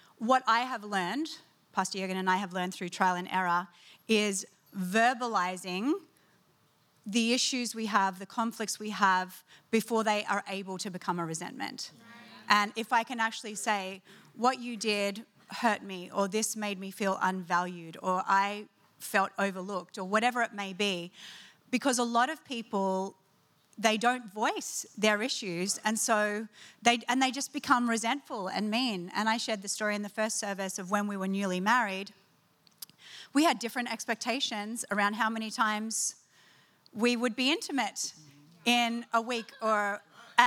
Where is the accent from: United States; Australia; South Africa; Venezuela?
Australia; being Australian